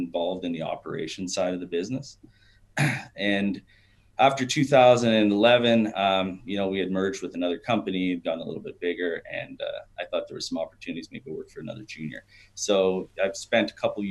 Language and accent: English; Sudbury, Ontario, Canada; I'm from Sudbury